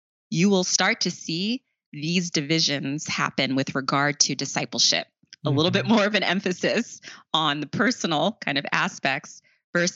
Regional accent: Long Island, New York, United States; also born or lived in South Bronx, New York; they were able to move out to Long Island

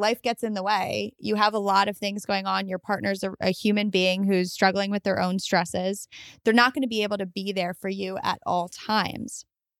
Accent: New York, United States; I'm from New York.

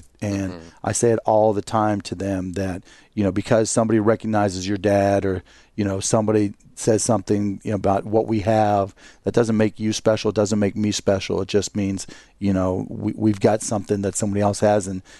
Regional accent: Pittsburgh, Pennsylvania, United States; Pittsburgh, Pennsylvania.

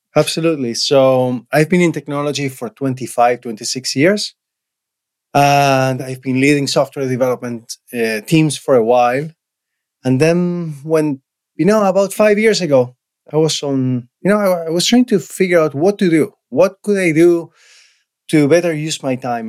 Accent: Argentina; English is a second language; moved away as an adult; now in Canada; I was born and raised in Argentina.

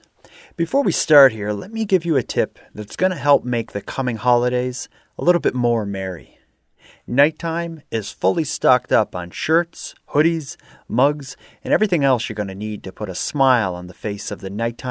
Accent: Sydney, Nova Scotia, Canada; moved away as an adult; now in Halifax, Canada; I'm from Sydney, but I've been living in Halifax for probably 10 years now.

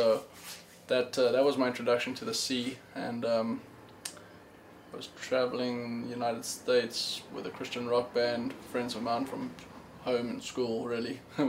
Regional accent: South Africa; born there; I was born in South Africa.

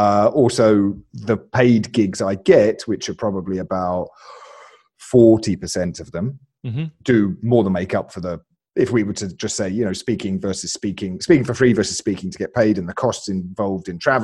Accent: Alabama, United States; born there; So, I was born in Alabama.

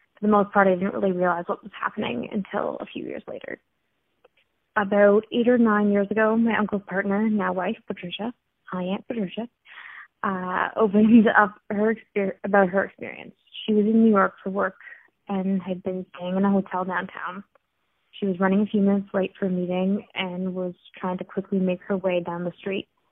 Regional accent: Port Perry, Ontario, Canada; my hometown, Port Perry

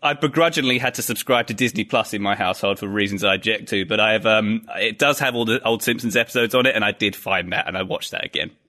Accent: United Kingdom; I'm being British

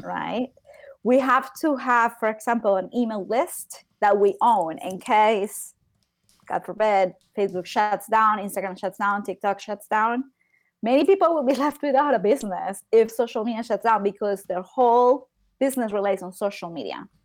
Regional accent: Medellín, Antioquia, Colombia; I am from Colombia. I am from Medellin.

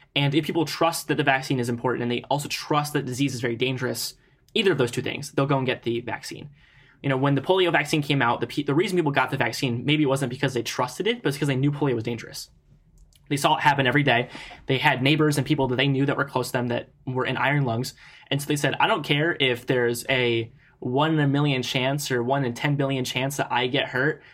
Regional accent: Ohio, United States; my home state

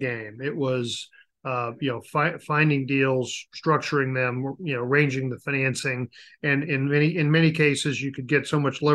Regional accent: Denver, Colorado, United States; I grew up in Denver, Colorado

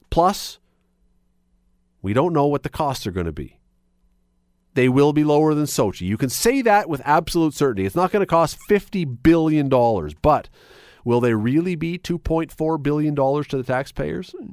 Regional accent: Canada; it was two weeks of the greatest weeks of being a Canadian.

